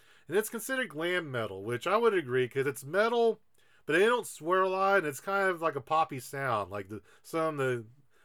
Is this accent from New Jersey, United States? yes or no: no; Xenia, Ohio, United States; my hometown of Xenia, Ohio